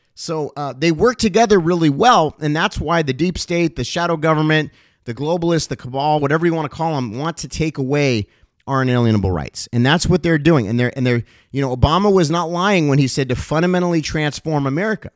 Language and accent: English; Los Angeles, California, United States; also born or lived in Cincinnati, Ohio; So I moved from Cincinnati, Ohio, where I was born, to Los Angeles, I think, at the young age of around eight years old or so.